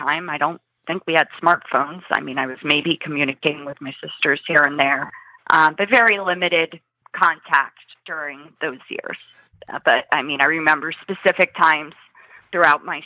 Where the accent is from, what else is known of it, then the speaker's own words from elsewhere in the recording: Chester County, Pennsylvania, United States; I grew up in Chester County, Pennsylvania